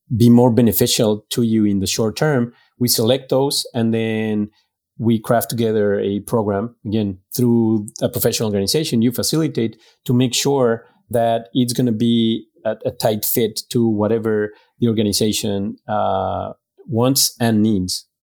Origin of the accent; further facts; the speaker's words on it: Mexico; also born or lived in France / Greece / Guatemala; now in Dallas, United States; I was born and raised in Mexico